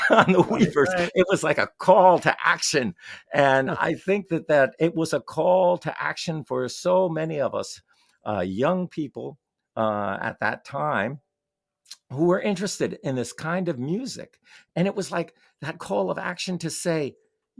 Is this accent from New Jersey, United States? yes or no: yes; New Jersey, United States; moved away as an adult; now in Vermont, United States; I grew up in New Jersey